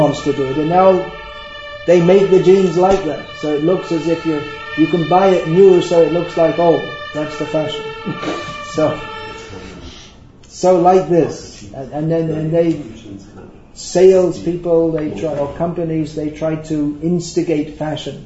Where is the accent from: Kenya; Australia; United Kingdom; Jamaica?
United Kingdom; I'm from Britain.